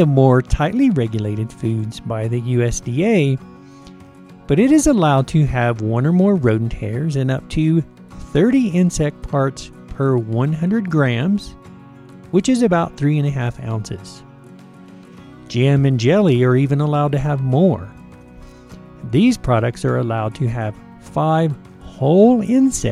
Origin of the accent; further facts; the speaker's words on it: the South, United States; I grew up in the South